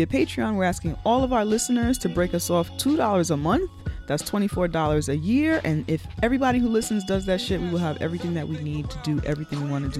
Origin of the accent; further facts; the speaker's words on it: New York City, New York, United States; we are New Yorkers